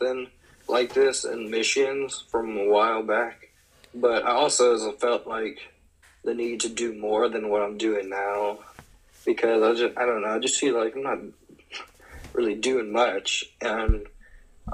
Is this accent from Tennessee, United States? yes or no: yes; Tennessee, United States; from Tennessee, a small town out there, just out in the woods